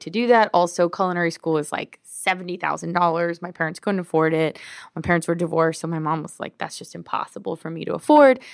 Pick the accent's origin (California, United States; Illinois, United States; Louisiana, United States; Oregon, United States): California, United States; Glendale; moved away as an adult; also born or lived in Mexico; I grew up in L A. I'm from Glendale